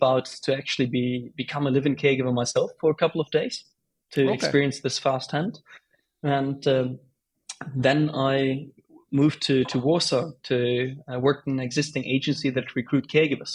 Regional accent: Bonn, North Rhine-Westphalia, Germany; moved away; I was back at home, my hometown Bonn

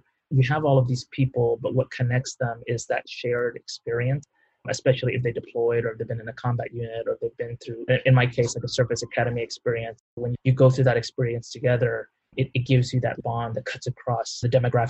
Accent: Houston, Texas, United States; I was born in the United States, the son of refugees from the Vietnam War who came over in 1975 and we settled in Houston.

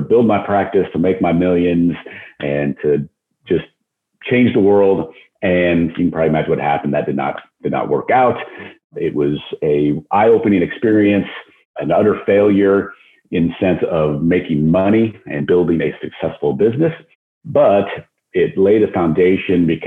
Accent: just outside of Denver, Colorado, United States; moved away as an adult; also born or lived in Phoenix; now in Dallas, United States; I grew up in Colorado, just outside okay. of Denver.

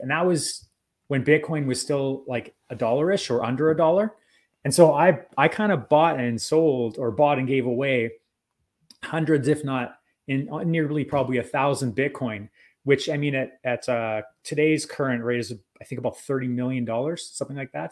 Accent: Canada; I'm Canadian

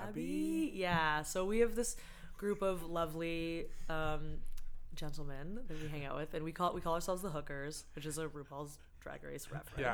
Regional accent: Boston, Massachusetts, United States; moved away as an adult; now in Toronto, Canada; I'm from Boston originally. I'm American

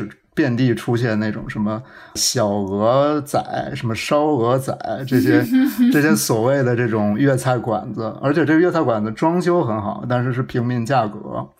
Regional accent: Northeast China, China; 它和我小时候在东北吃到的那个猪肉炖酸菜一模一样

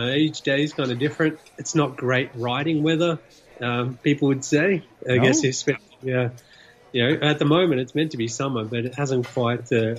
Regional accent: Australia; moved away as an adult; now in Revelstoke, Canada; I grew up in Australia.

